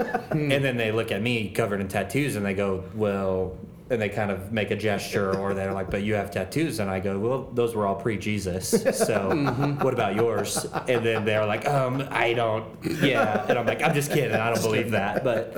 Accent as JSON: {"language": "English", "region": "Missouri", "country": "United States", "tie": "born or raised there", "said": "Like, I'm from Missouri. That's a cool team. And if somebody asked me about it, I'd be like, I grew up in Missouri."}